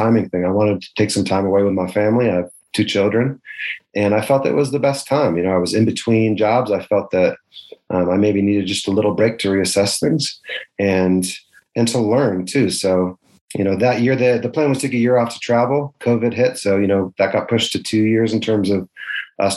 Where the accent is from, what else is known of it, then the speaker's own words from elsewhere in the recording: Denver, Colorado, United States; I'm from Denver and certainly had a big attachment there.